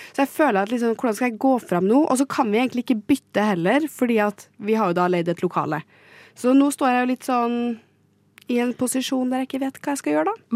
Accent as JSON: {"language": "Norwegian", "town": "Trondheim", "region": "Trøndelag", "country": "Norway", "moved": "as an adult", "lives_now": "Oslo, Norway", "said": "Jeg kom da til Trondheim, der jeg er fra"}